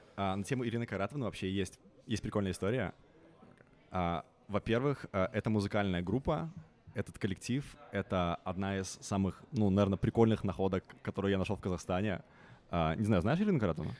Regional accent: Minsk, Belarus; moved away as an adult; now in London, United Kingdom; я белорус, а, я родился, вырос, а, вырос в Минске, но уже 9 лет я тут не проживаю

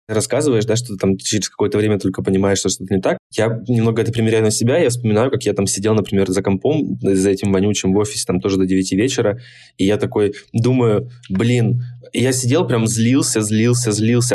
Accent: Krasnodar, Krasnodar Krai, Russia; я из Краснодара

